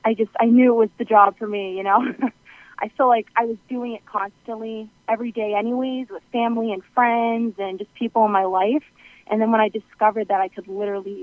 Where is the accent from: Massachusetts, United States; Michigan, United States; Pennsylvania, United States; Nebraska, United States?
Massachusetts, United States; South Shore of Boston; I'm from the South Shore of Boston